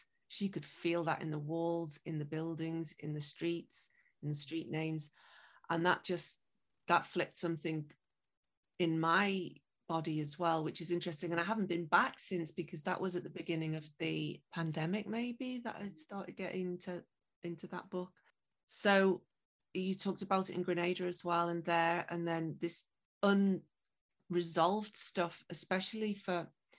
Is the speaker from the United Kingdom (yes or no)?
yes; Liverpool, North West England, United Kingdom; And those ships then went on to my hometown of Liverpool.